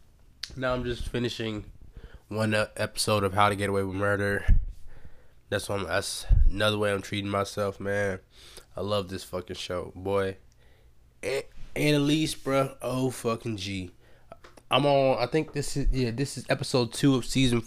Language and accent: English; United States; I was born in America to immigrant ass parents